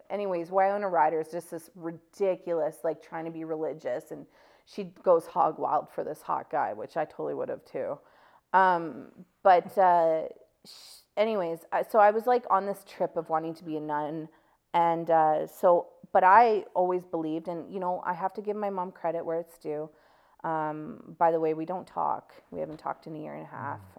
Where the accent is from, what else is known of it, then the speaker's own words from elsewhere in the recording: Calgary, Alberta, Canada; I grew up in Bowness